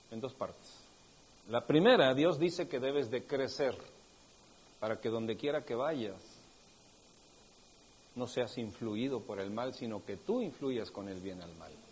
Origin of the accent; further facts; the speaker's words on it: State of Mexico, Mexico; pues es que la verdad es que yo vengo del Estado de México. No hay ni uno del Estado de México.